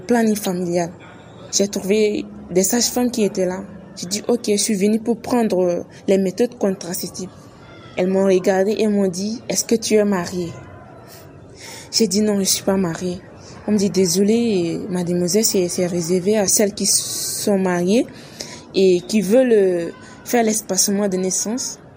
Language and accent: French; Chad; chez nous au Tchad